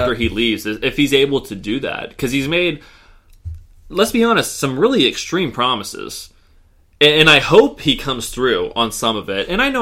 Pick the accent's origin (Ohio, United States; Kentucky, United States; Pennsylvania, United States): Ohio, United States; Warren; I grew up in Warren, Ohio